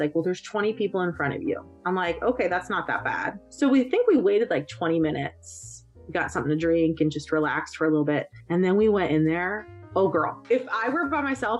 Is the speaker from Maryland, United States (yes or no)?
yes; Maryland, United States; I'm from Maryland